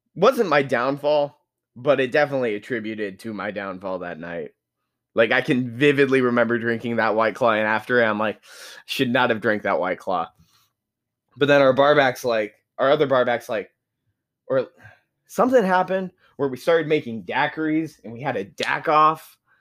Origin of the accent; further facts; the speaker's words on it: United States; I'm very much American